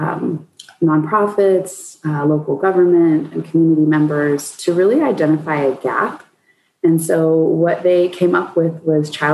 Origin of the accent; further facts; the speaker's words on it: Colorado, United States; I born and raised in Colorado